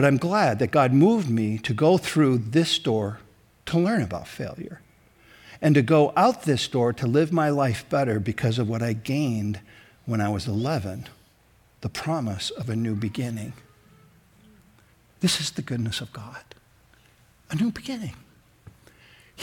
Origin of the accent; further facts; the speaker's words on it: Sioux Falls, South Dakota, United States; also born or lived in Minneapolis, Minnesota; We moved from Minneapolis to Sioux Falls